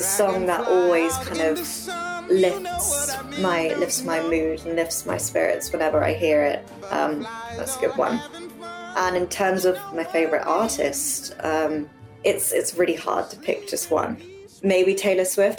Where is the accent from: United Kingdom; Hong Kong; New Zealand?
United Kingdom; England; I grew up over here in England